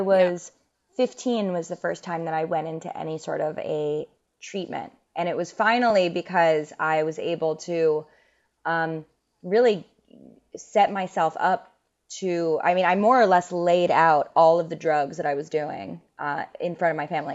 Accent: New York City, New York, United States; growing up in New York City

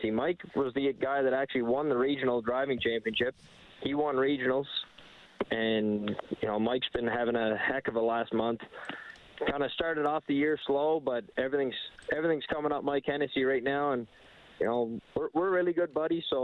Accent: Cape Breton Island, Nova Scotia, Canada; now in Alberta, Canada; I grew up in Nova Scotia in Cape Breton Island.

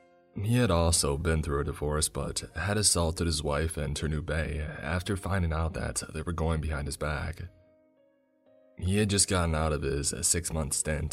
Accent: Lake Worth, Florida, United States; I was born and raised in Lake Worth, Florida, but I'd never explored its intracoastal or the Everglades.

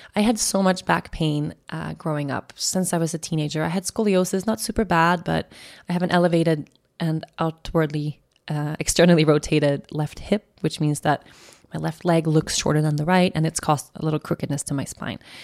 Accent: an island outside of Stockholm, Stockholm County, Sweden; the island where I grew up outside of Stockholm

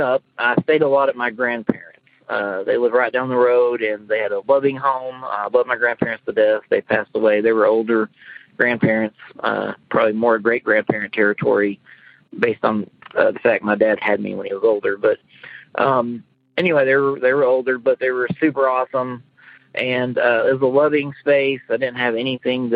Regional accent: eastern Oklahoma, United States; now in Kansas, United States; when I was growing up in eastern Oklahoma

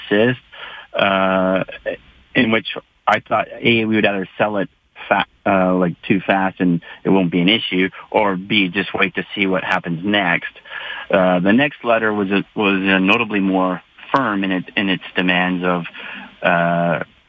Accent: Calgary, Alberta, Canada; I was born in Calgary, and I decided to build my business here

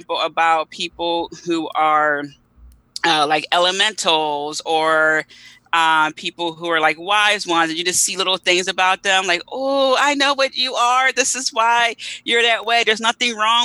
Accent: Philadelphia, Pennsylvania, United States; I'm from Philly, want to say, you know, South Philadelphia, born and raised

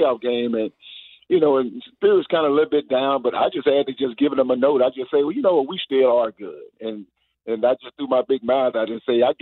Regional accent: Houston, Texas, United States; moved away as an adult; now in Atlanta, United States; I was pretty much raised in Houston, Texas

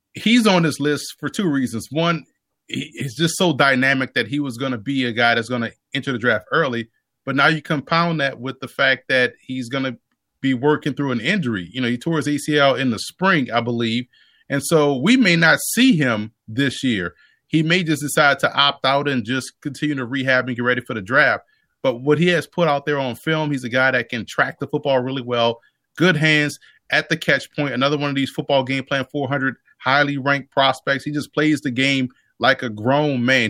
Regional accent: New Orleans, Louisiana, United States; born and raised in New Orleans

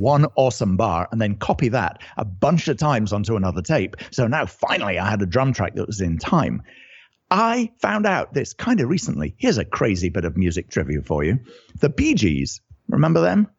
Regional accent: United Kingdom; accent: British; now in California, United States; I'm originally British, as you can probably tell from the accent

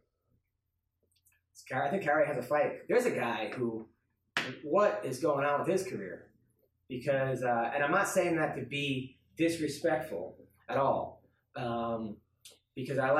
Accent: Long Beach, New York, United States; the kid that I grew up with in Long Island, at Sprats in Long Beach

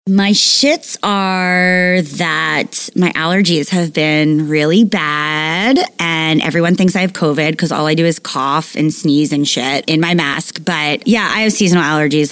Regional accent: East Coast, United States; moved away; also born or lived in Los Angeles; I'm just from the East Coast

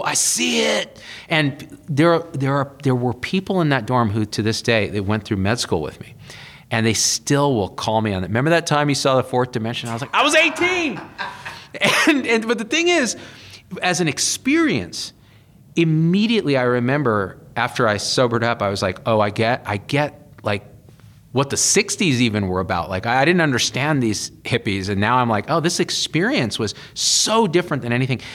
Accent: Central Valley of California, United States; also born or lived in Berkeley; I grew up in the Central Valley of California, super conservative place

